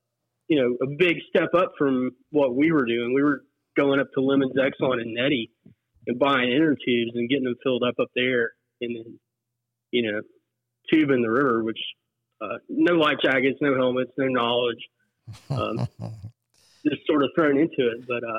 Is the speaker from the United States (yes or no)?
yes; Summersville, West Virginia, United States; I grew up in Summersville, home of the Gauley, in home of Gauley Fest.